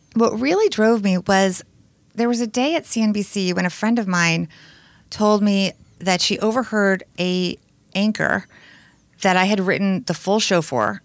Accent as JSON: {"language": "English", "area": "Bergen County", "region": "New Jersey", "country": "United States", "tie": "born or raised there", "also_born_or_lived": "New York City", "said": "I had a blissful childhood growing up in New Jersey"}